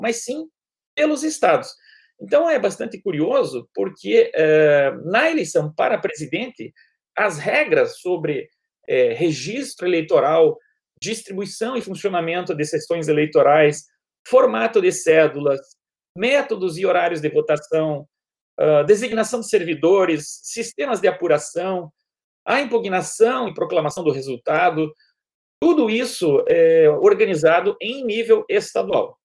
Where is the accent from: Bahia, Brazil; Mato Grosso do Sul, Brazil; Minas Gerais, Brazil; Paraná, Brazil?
Paraná, Brazil; moved away as an adult; now in Rio de Janeiro, Brazil; Eu nasci no Paraná, mas moro no Rio de Janeiro há 26 anos